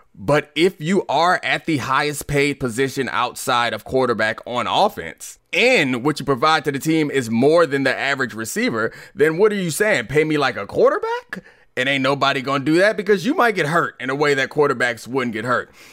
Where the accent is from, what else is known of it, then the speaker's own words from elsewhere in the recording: Baltimore, Maryland, United States; now in Washington, D.C., United States; I grew up in Baltimore